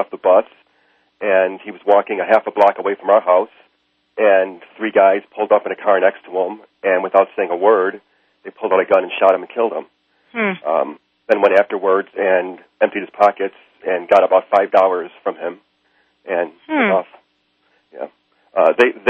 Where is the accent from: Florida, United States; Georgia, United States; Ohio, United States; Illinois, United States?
Illinois, United States; Chicago; I grew up in Chicago, and I grew up in a neighborhood which wasn't very nice.